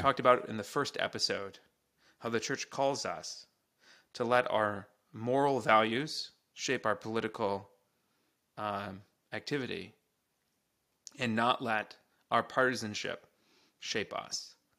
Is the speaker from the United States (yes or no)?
yes; United States; as an American